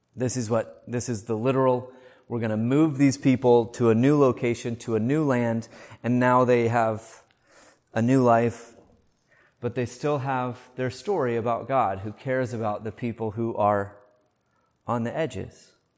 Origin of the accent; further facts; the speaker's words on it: United States; moved away; I grew up in the States